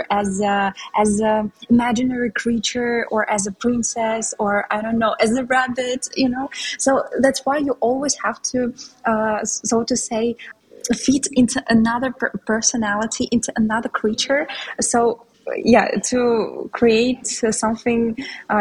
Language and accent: English; Russia; first language Tatar and Russian; English is a second language; now in Istanbul, Turkey; I was born in Russia, and in Russia we have a lot of ethnic minorities